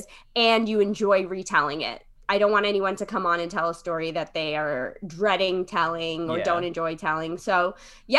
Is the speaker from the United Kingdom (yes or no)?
no; West Haven, Connecticut, United States; moved away as an adult; also born or lived in Long Island; now in Brooklyn, United States; I was born in Connecticut. That's where I grew up, in New Haven County. West Haven is the name of my hometown